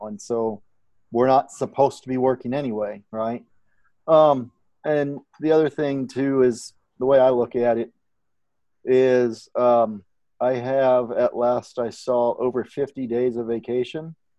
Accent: Southern Illinois, United States; now in Texas, United States; being from Southern Illinois, I am still from the South, although it's above the Mason Dixon line

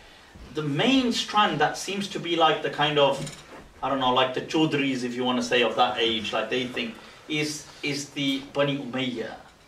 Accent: Pakistan; now in United Kingdom; So we now also start to take pride in it because we are also Pakistani.

